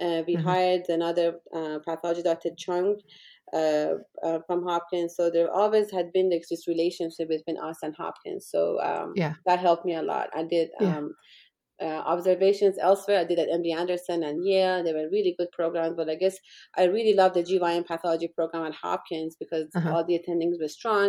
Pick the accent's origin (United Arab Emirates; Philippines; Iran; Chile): Iran; moved away as an adult; also born or lived in England; now in Orlando, United States; they went back to Iran in the middle of the war between Iran and Iraq. And I grew up during the war. And I was there until I finished medical school